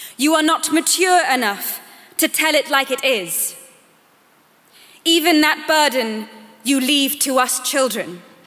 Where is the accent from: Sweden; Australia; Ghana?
Sweden; I am 15 years old. I am from Sweden.